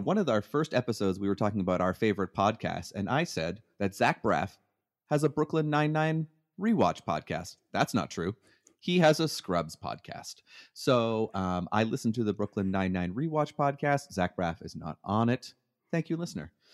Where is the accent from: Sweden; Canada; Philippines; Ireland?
Canada; moved away as an adult; now in United States; I'm from Canada